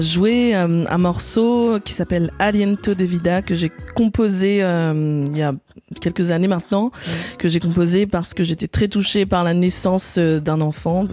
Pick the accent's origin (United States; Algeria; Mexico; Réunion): Réunion; moved away as an adult; now in Paris, France; j'ai grandi sur l'île de la Réunion et ça fait maintenant euh, plus de 13 ans que je suis à Paris